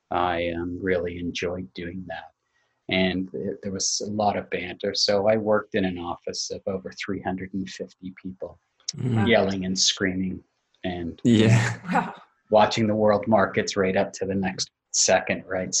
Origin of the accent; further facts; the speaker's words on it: Canada; moved away as an adult; also born or lived in New Jersey; I'm a Canadian and I was working down in New York